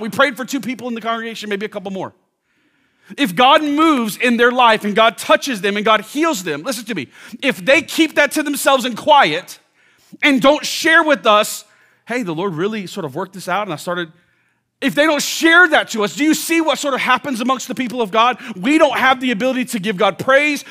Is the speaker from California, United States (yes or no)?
no; Orlando, Florida, United States; now in Washington, D.C., United States; I grew up in Orlando